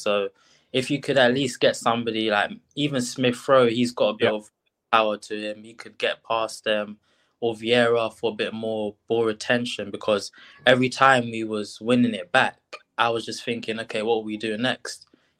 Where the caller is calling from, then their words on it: London, United Kingdom; From South London.